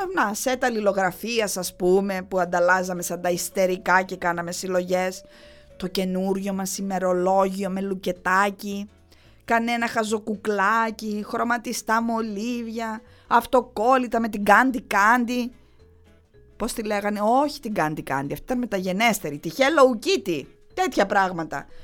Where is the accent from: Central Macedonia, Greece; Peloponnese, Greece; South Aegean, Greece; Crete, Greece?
Crete, Greece; Heraklion; γεννήθηκα και μεγάλωσα στο Ηράκλειο